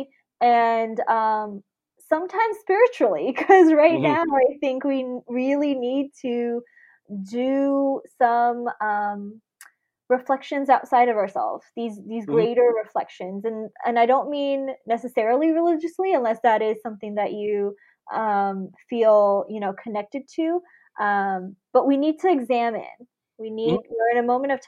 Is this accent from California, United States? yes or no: yes; Bay Area, California, United States; also born or lived in Sydney, Australia / Fiji; I immigrated to the Bay Area when I was 8. So I am, you know, not born here. I was born in Sydney, Australia